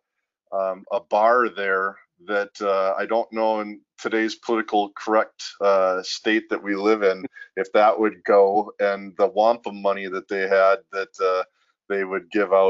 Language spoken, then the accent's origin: English; Minnesota, United States; growing up in Minnesota as a kid